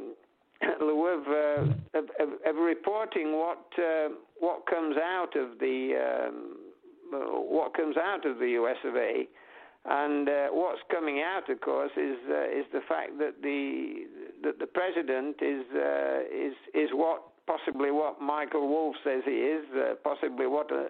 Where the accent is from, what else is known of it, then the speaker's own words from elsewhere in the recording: United Kingdom; we're British